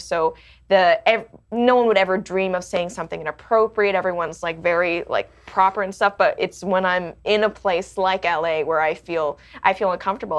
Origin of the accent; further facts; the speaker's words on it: Hong Kong; now in Canada; I was born in Canada, but I didn't grow up in Canada. I grew up in Hong Kong